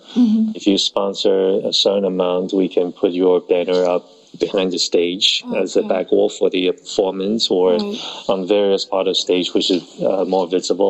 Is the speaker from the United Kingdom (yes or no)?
no; Taiwan; born there; Yeah, I was born in Taiwan.